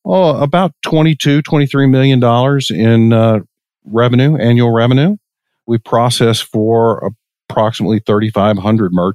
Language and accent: English; Longview, Texas, United States; moved away as an adult; also born or lived in Irvine, California; I grew up in East Texas, a little town called Longview, Texas, and graduated high school in 1986